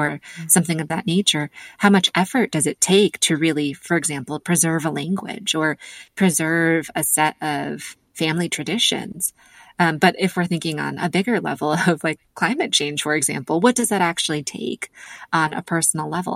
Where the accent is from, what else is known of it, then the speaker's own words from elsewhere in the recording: United States; being American and also being the daughter of immigrants